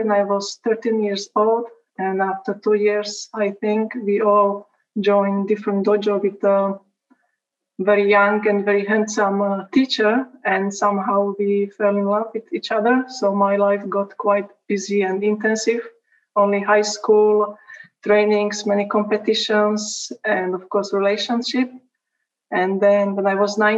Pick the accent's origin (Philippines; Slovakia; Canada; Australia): Slovakia; now in Kosice, Slovakia; I just started my study at university in the city I live now, which is 70 kilometers